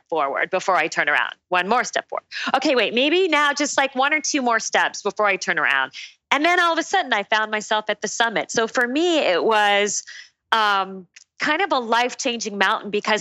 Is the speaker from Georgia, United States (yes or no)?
no; Phoenix, Arizona, United States; also born or lived in Tucson, Arizona / Durham, North Carolina; I was born and raised in Phoenix, went down to Tucson for college, to the University of Arizona.